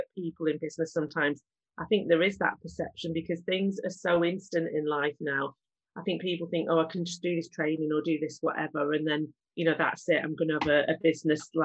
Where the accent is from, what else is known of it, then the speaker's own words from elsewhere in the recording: Manchester, North West England, United Kingdom; I'm from Manchester, born and bred there